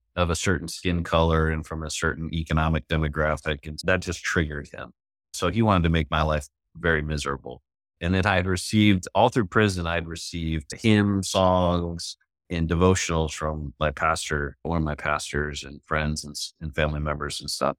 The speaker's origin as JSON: {"language": "English", "town": "Chicago", "region": "Illinois", "country": "United States", "said": "one of my nicknames was … because I was from Chicago"}